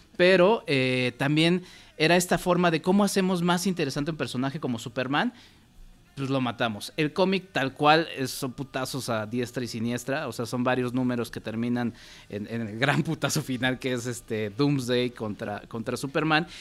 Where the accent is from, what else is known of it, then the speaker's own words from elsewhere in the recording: Mexico; hablo como mexicano